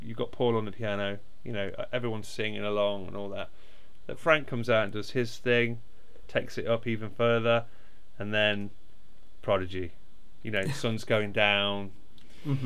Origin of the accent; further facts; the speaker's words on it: Derby, East Midlands, United Kingdom; I'm from Derby